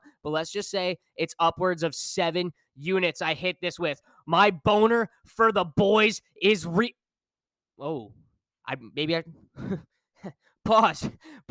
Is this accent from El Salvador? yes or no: no; Canada; as a Canadian